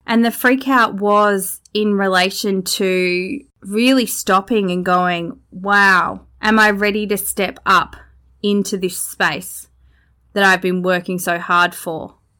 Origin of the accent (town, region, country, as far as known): Australia; born or raised there